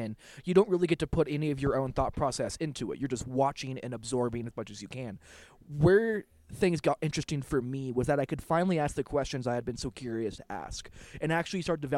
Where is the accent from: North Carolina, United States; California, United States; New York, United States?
California, United States; Los Angeles; now in Denver, United States; I grew up in Los Angeles.